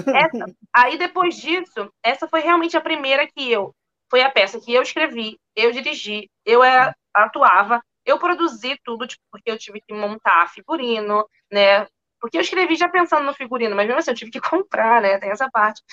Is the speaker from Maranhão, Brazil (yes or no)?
no; Magé, Rio de Janeiro, Brazil; moved away as an adult; also born or lived in France / London; now in New York, United States; eu fiz lá em Magé, que foi onde eu nasci, cresci